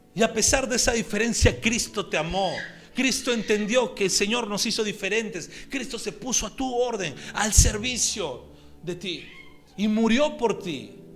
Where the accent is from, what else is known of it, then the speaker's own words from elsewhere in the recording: Peru; accent: Peruvian; en nuestro dialecto peruano